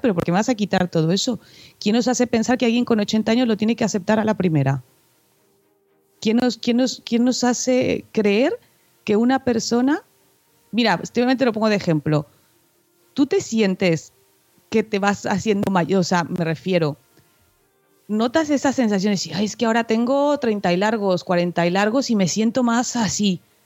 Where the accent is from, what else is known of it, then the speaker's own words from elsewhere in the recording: Mexico; now in Spain; siendo mexicana